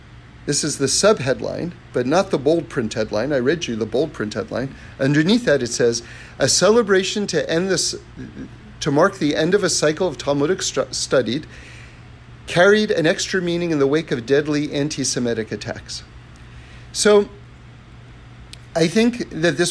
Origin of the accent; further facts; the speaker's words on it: New York, United States; I grew up on the Upper West Side of New York, right? 79th and Broadway